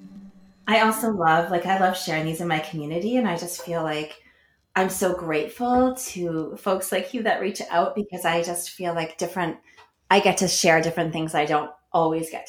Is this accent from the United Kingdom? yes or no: no; Newmarket, Ontario, Canada; also born or lived in Cape Croker (Neyaashiinigmiing), Ontario; I grew up in Newmarket, actually, but I go home often